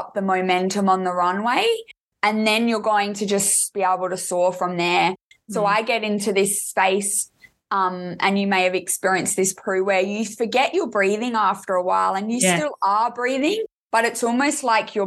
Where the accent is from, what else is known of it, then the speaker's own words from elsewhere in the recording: Adelaide, South Australia, Australia; I'm actually from Adelaide, South Australia